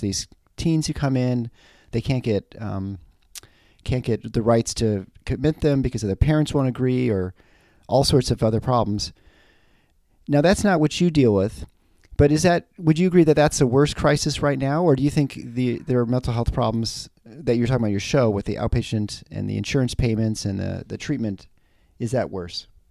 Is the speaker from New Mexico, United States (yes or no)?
no; Michigan, United States; I'm from the Midwest